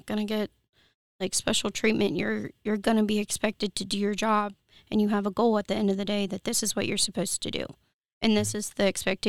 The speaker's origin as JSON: {"language": "English", "town": "Martinsburg", "region": "West Virginia", "country": "United States", "tie": "born or raised there", "said": "So, I grew up in Martinsburg, born and raised. Still live in Martinsburg. Probably not going anywhere."}